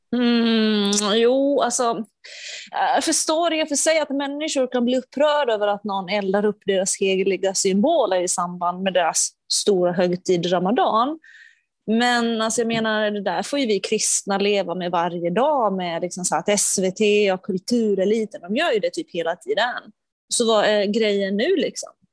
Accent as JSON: {"language": "Swedish", "country": "Finland"}